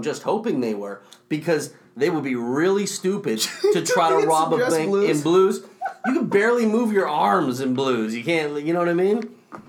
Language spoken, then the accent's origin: English; Bay Area, Northern California, United States; No, I'm from Northern California. Geographically, I'm from the Bay Area.